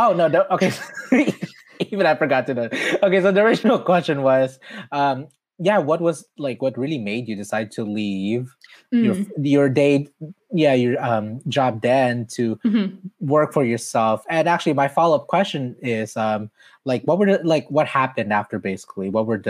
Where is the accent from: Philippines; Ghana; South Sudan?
Philippines; now in Los Angeles, United States; I've been here for 20 years since I immigrated from the Philippines.